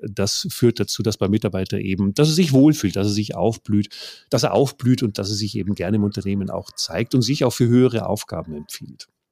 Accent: Bavaria, Germany; Ich komme aus Bayern

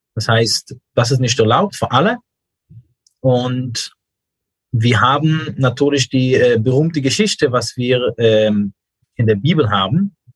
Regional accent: New York, United States; German is a second language; moved away as an adult; now in Germany; Ich bin in New York aufgewachsen

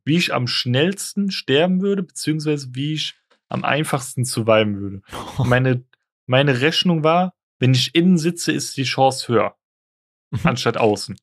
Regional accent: Frankfurt, Hesse, Germany; bei uns in Frankfurt

